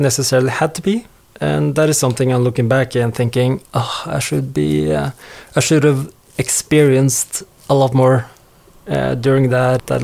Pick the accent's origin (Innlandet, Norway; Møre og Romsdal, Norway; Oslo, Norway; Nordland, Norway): Innlandet, Norway; Hamar; moved away as an adult; also born or lived in Bournemouth, United Kingdom; now in Stavanger, Norway; Born and raised in Hamar